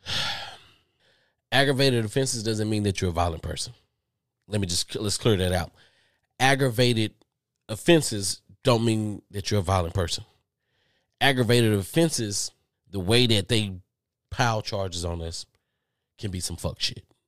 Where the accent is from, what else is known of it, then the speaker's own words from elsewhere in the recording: Texas, United States; I'm from Texas. I'm from Texas